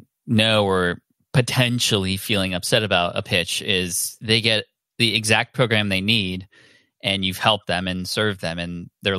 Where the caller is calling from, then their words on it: San Diego, California, United States; I'm in San Diego in my home office.